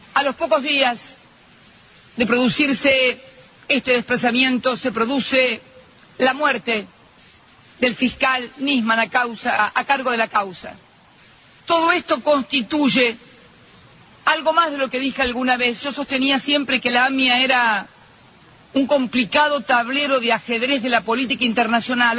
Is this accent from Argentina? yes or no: yes; Argentina; Me lo merezco como argentina